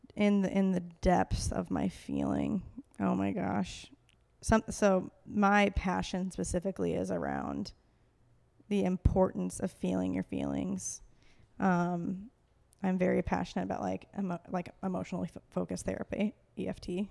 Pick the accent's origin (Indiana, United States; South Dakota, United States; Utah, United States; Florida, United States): Indiana, United States; Fort Wayne; moved away as an adult; also born or lived in Colorado / Minneapolis / Denver; I was born and raised in Fort Wayne, Indiana.